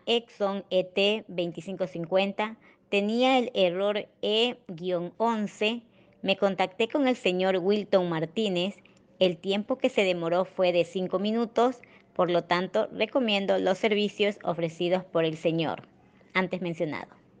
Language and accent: Spanish; Manta, Manabí, Ecuador; soy de Manta, Ecuador